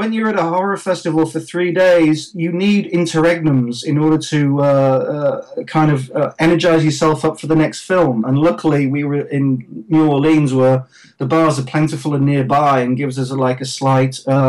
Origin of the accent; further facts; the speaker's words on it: England, United Kingdom; now in Los Angeles, United States; the weather is in the 70s here in Los Angeles, so it's pretty good for an Englishman.